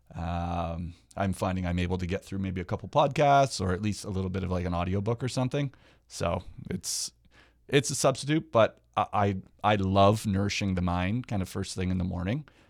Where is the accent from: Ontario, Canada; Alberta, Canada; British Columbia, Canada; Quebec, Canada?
Ontario, Canada; Hamilton; now in Niagara, Canada; I'm actually from Hamilton. I live in Niagara now